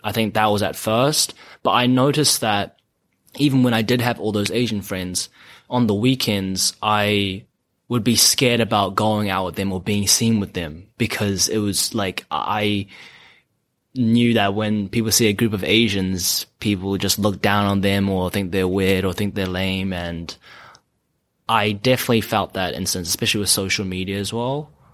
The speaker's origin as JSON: {"language": "English", "region": "Auckland", "country": "New Zealand", "tie": "born or raised there", "moved": "as an adult", "lives_now": "Los Angeles, United States", "said": "When I was growing up in New Zealand, uh, uh, well, I grew up in Auckland"}